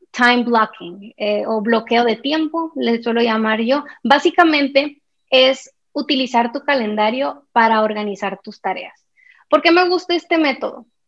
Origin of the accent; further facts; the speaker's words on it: Sonora, Mexico; moved away as an adult; now in Guatemala City, Guatemala; Soy mexicana, sonorense, pero vivo hace tres años y medio en Guatemala, en la ciudad de Guatemala